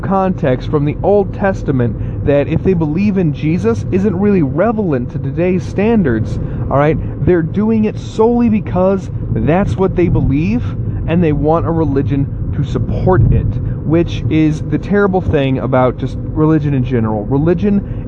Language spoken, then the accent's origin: English; the South, United States; I grew up in the South